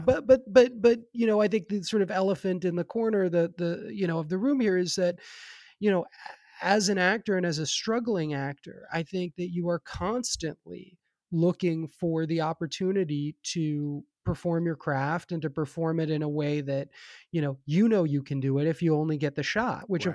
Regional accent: New York City, New York, United States; now in Los Angeles, United States; I grew up in New York

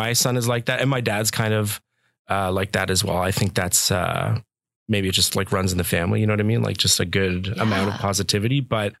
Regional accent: Carleton Place, Ontario, Canada; also born or lived in Ottawa; So I was actually born in Ottawa, Eastern Ontario. I was born around Ottawa, small town called Carleton Place. Barrhaven. Then we moved to Carleton Place.

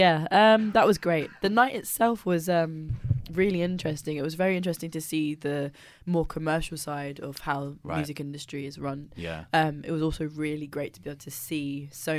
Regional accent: Welwyn Garden City, East of England, United Kingdom; I'm not from Luton. I'm from Wellington City

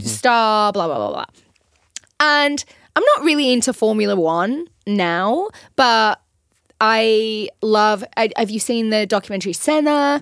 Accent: North West England, United Kingdom; moved away as an adult; also born or lived in London; now in Los Angeles, United States; I was originally from England

